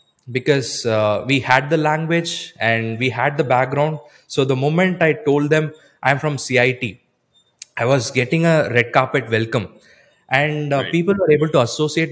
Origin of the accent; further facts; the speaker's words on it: Coimbatore, Tamil Nadu, India; Even though I'm from Coimbatore